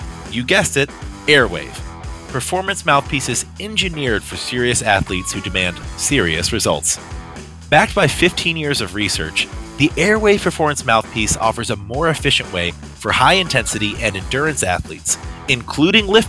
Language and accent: English; the South, United States; I'm a Southerner as well